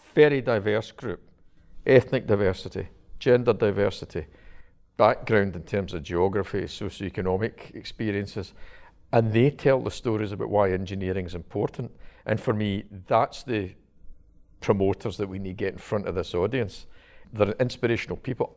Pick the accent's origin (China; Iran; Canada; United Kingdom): United Kingdom; Glasgow, Scotland; I was brought up in Govan, which is the shipbuilding area of Glasgow